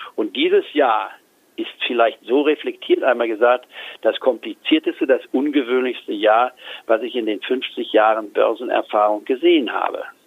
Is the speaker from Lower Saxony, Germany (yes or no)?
yes; Goslar, Lower Saxony, Germany; moved away as an adult; also born or lived in Leipzig / Tübingen / Edinburgh / Hamburg; bin dann im Goslar, der Reichsverein und Bauernstadt, nicht wahr, die über 1000 Jahre alt ist, aufgewachsen